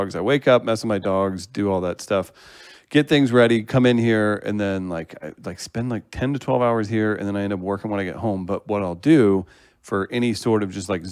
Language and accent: English; Farmington, Missouri, United States; also born or lived in St. Louis, Missouri / Kansas City; I grew up in Farmington, Missouri, with like 8 dogs and 10 horses